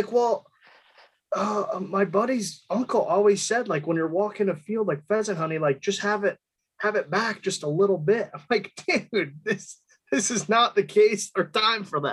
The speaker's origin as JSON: {"language": "English", "region": "Minnesota", "country": "United States", "tie": "born or raised there", "moved": "yes", "lives_now": "Denver, United States", "said": "Currently out of Denver, and I grew up in Minnesota"}